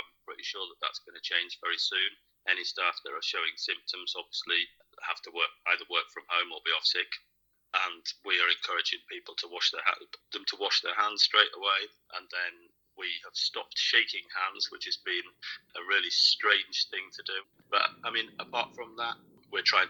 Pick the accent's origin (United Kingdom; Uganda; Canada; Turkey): United Kingdom; now in Linköping, Sweden; I'm originally from Britain